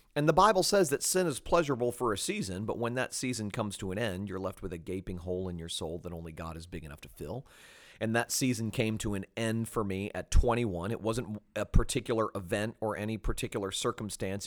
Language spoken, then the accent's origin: English; Fort Lauderdale, Florida, United States; also born or lived in Jacksonville; I grew up in South Florida, uh, born in Jacksonville, but raised in Fort Lauderdale